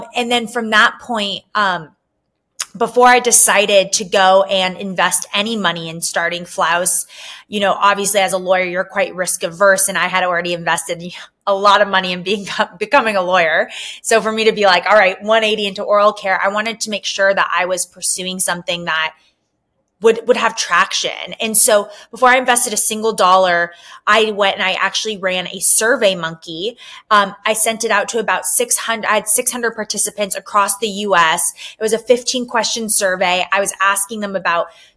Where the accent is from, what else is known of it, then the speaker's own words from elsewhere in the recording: Southern California, United States; also born or lived in New York City; I am originally from Southern California